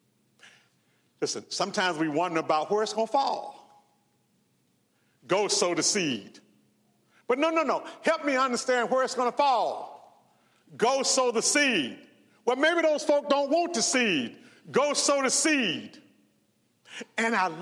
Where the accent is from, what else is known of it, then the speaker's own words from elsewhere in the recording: Mendenhall, Mississippi, United States; I grew up in Mississippi. Graduated from high school in Mendenhall